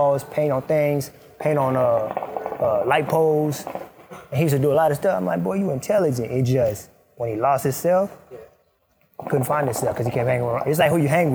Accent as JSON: {"language": "English", "country": "Sudan", "tie": "born or raised there", "first_language": "Arabic", "second_language": "English", "moved": "yes", "lives_now": "United States", "said": "I was born in Sudan"}